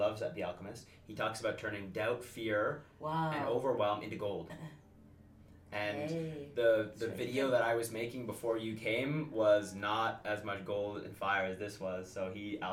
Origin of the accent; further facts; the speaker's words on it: Toronto, Ontario, Canada; We're from Toronto